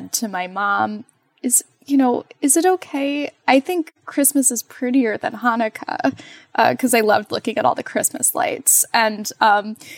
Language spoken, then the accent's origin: English; Montclair, New Jersey, United States; moved away as an adult; also born or lived in Rhode Island / Baltimore, Maryland; now in Cincinnati, United States; I grew up in New Jersey, in Montclair, New Jersey, which is a town about 12 miles from New York City